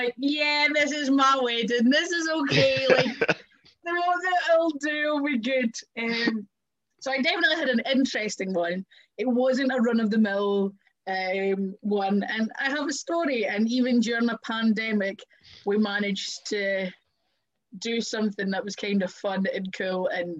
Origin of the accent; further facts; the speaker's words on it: Kirkcaldy, Scotland, United Kingdom; ruins in Kirkcaldy from my hometown.